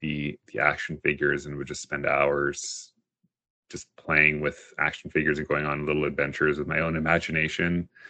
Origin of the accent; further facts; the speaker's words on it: Toronto, Ontario, Canada; grew up outside of Toronto, just in Etobicoke